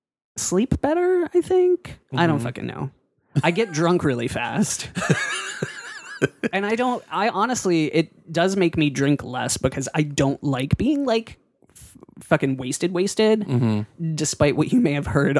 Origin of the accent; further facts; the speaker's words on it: Pittsburgh, Pennsylvania, United States; moved away; People think I'm not from Pittsburgh when I'm in Pittsburgh.